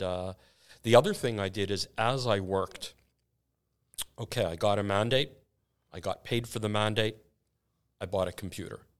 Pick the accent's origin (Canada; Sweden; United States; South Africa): Canada; I'm so Canadian.